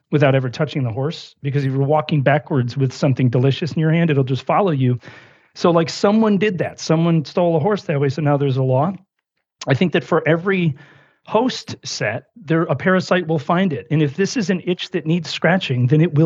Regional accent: Buffalo, New York, United States; I grew up in Buffalo, New York

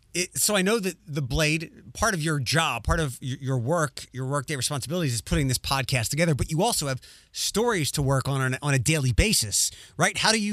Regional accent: Philadelphia, Pennsylvania, United States; now in Chicago, United States; I'm originally from Philadelphia and I've moved to a lot of different places, but I've decided to stay here

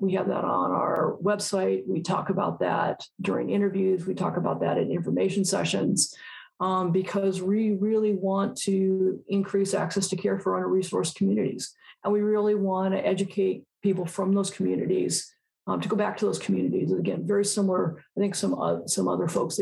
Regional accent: Altadena, California, United States; I grew up in Altadena, California

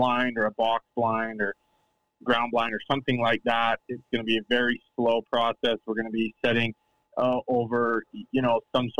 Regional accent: Utah, United States; when I was growing up in Utah

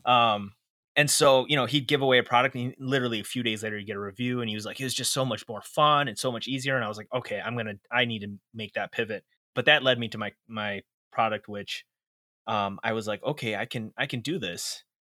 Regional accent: Chicago, Illinois, United States; I was born and raised in Chicago, Illinois

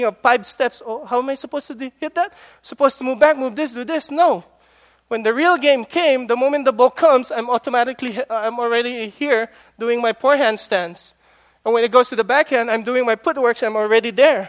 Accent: Philippines; moved away; My teenage years I spent in the Philippines

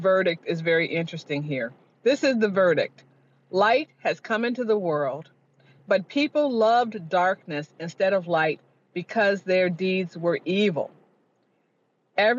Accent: Chicago, Illinois, United States; moved away; I'm from Chicago originally, Southside Black Catholic

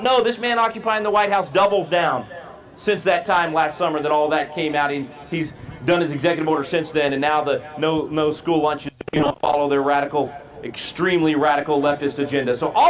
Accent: Texas, United States; My home state of Texas is a disaster right now

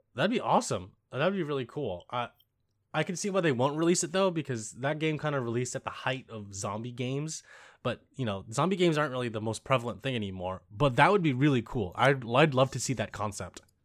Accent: United States; me being American and Lisa also being American

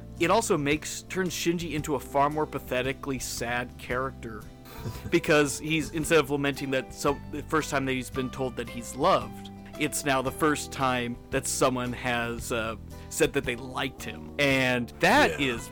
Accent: California, United States; I'm from California.

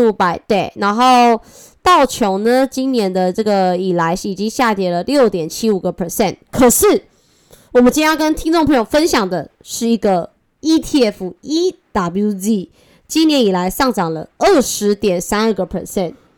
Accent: Taipei, Taiwan; also born or lived in Changhua; 我虽然是彰化人，但是我从小在台北长大

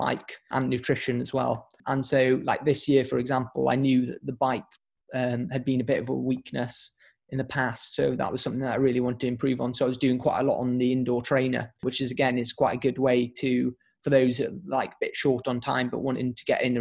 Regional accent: Pembrokeshire, Wales, United Kingdom; I think I'm from Pembrokeshire.

